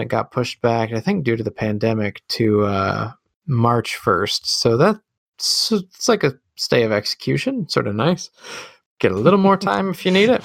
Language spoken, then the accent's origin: English; Midwest, United States; accent: Midwest; my Midwest accent